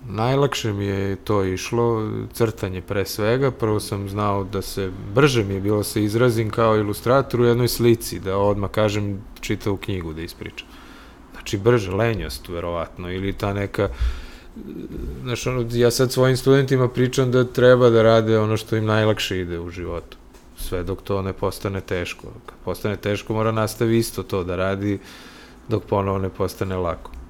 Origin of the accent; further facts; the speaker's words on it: Belgrade, Serbia; also born or lived in Sweden; odavde iz Beograda sam otišao 92 da dovršim studije u Švedsku